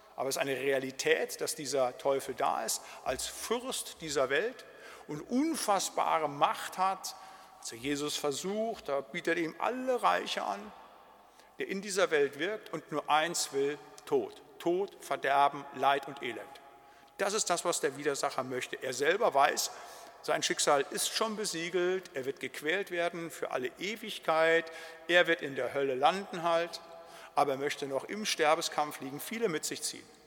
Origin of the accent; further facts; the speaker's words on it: Siegerland, North Rhine-Westphalia, Germany; bei uns im Siegerland